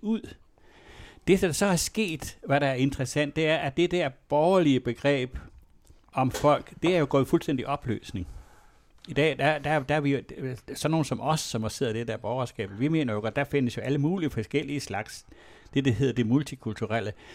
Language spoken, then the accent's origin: Danish; West Jutland, Central Denmark Region, Denmark; der, hvor jeg kommer fra, som er fra et øh, miljø i Vestjylland, som var indremissionsk